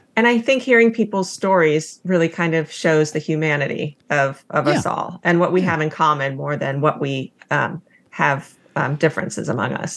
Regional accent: Palo Alto, California, United States; also born or lived in Los Angeles, California / Billings, Montana; I grew up um, in Palo Alto, California.

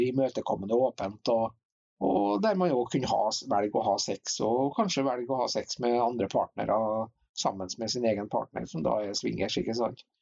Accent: Hitra, Trøndelag, Norway; born or raised there

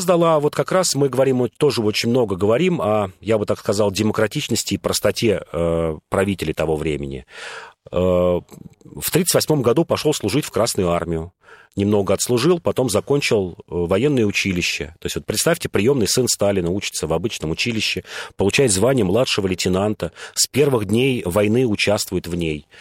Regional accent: Moscow, Russia; я москвич, и нам, и мы тут многие москвичи

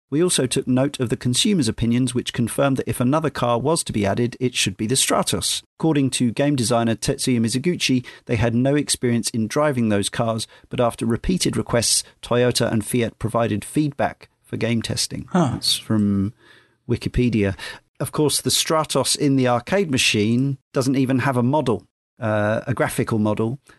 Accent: Redditch, West Midlands, United Kingdom; Around the age of 16, I started drinking in the Golden Cross in my hometown of Redditch.

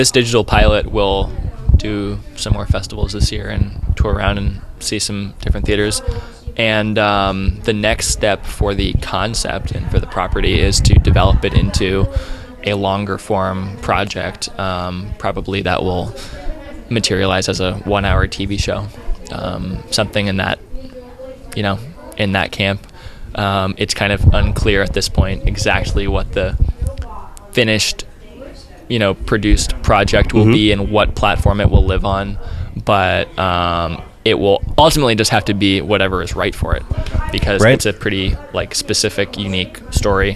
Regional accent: Annapolis, Maryland, United States; now in Vancouver, Canada; where I grew up in Annapolis, Maryland

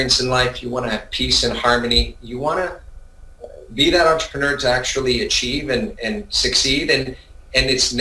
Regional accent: Vancouver, British Columbia, Canada; also born or lived in Montreal, Quebec, Canada; I think I was born in Montreal, Quebec. My parents are originally from Italy, immigrated to Quebec, Montreal, Canada, and ended up in Vancouver when I was about 6 years old, 7 years old

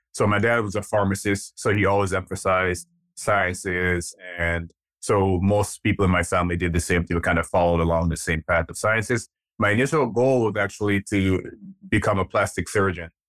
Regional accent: Jamaica; also born or lived in Nigeria; now in United States; I'm actually Nigerian. I was born in Nigeria. Um, my dad left Nigeria when I was about three years old. We moved to Jamaica, and we lived there for, uh, most of my early childhood years

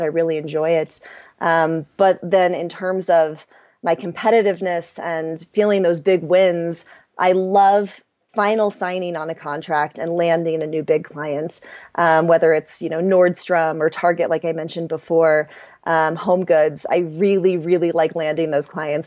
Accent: Kansas City, Missouri, United States; moved away as an adult; also born or lived in Chiang Mai / Bali / Europe; I'm from Kansas City, so I grew up in the Midwest

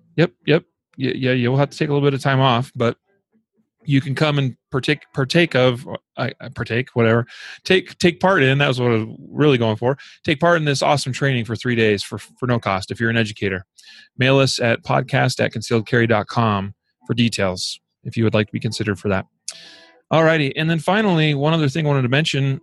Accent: Idaho, United States; my home state of Idaho

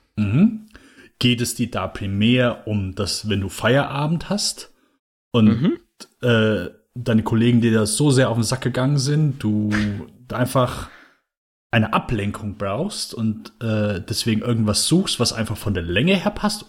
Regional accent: Germany; mein Mutterland

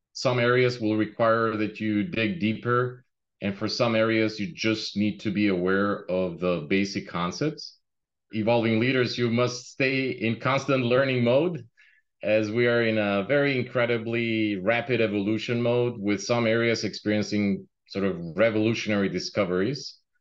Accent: Albania; moved away as an adult; now in Chicago, United States; I immigrated in US in uh, 1999, and before that, uh, right out of school, uh, I came from Albania.

